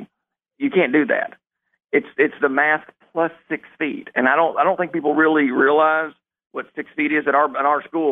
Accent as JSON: {"language": "English", "region": "South Arkansas", "country": "United States", "tie": "born or raised there", "moved": "yes", "lives_now": "Jonesboro, United States", "said": "born and raised in South Arkansas"}